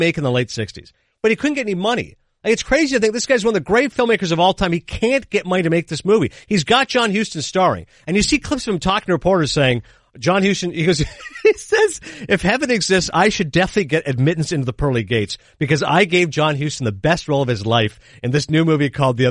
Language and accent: English; Toronto, Ontario, Canada; born or raised there; moved away